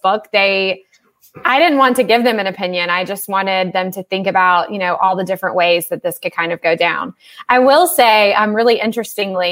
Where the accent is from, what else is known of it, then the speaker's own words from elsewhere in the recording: the South, United States; I grew up here and I know about it